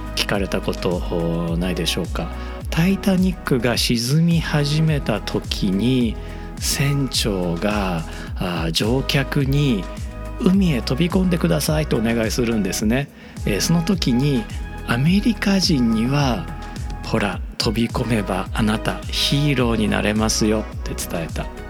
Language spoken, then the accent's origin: Japanese; Japan; also born or lived in Osaka; 日本人として